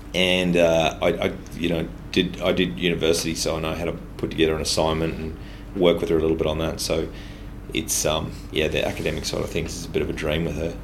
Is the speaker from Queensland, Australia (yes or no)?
yes; Ipswich, Queensland, Australia; I grew up mostly in Ipswich